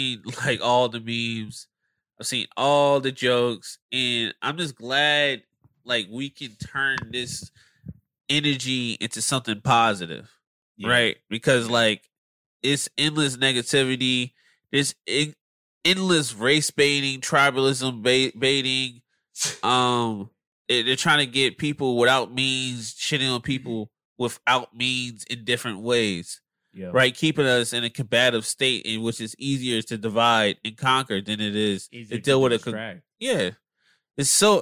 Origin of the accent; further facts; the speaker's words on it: Philadelphia, Pennsylvania, United States; moved away as an adult; now in Los Angeles, United States; I'm still from Philadelphia.